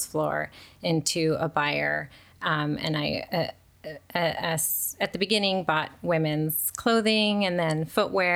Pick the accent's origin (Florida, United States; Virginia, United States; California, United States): California, United States; Chino Hills; also born or lived in Ontario, California / Rancho Cucamonga, California; I grew up in Southern California. All in the Inland Empire, so like Ontario, Ranch Cucamonga, and then ended up in Chino Hills, which I've been there since junior high.